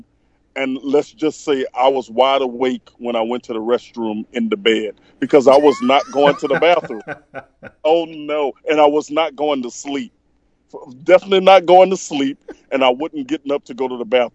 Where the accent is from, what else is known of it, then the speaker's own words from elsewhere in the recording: Plaquemine, Louisiana, United States; I'm from Louisiana